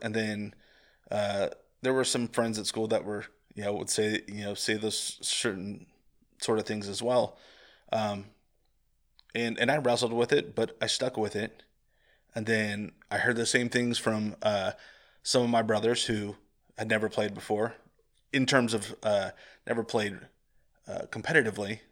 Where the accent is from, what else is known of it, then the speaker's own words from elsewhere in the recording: Central Valley of California, United States; growing up in the Central Valley of California